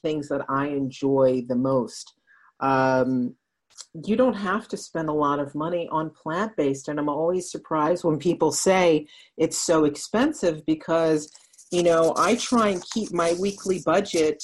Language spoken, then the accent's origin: English; Netherlands; moved away; I grew up in Holland, I'm part Dutch, and cheese is a huge part of her culture. So I grew up with cheese all around me